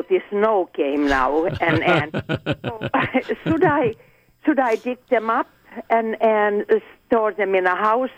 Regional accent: Finland; now in Lawrenceville, United States; I am originally from Finland.

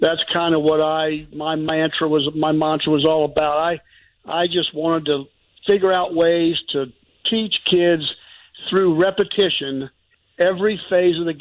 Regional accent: Fernandina Beach, Florida, United States; growing up in Fernandina Beach and going to Chipola and then playing at JU here locally

